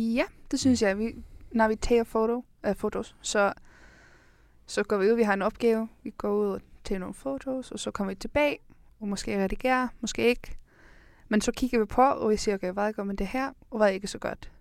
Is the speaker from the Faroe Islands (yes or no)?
no; Iceland; now in Denmark; jeg kommer fra Island